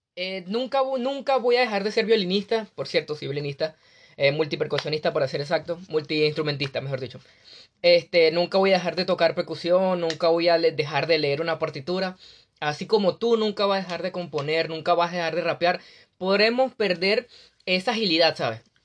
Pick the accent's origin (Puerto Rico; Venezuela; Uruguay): Venezuela; moved away as an adult; soy venezolano, un joven venezolano